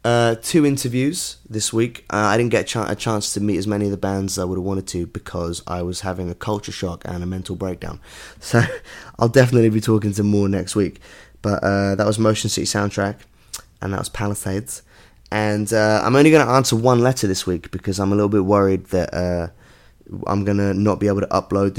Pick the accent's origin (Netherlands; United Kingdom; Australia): United Kingdom; London; I'm from London.